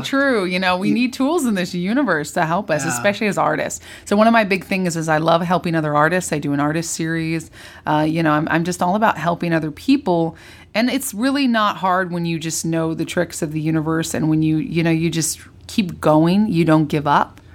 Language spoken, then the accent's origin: English; California, United States; moved away as an adult; also born or lived in Orange County / Napa Valley / Santa Barbara / Los Angeles; I'm a New Yorker, but I was born and raised in in California.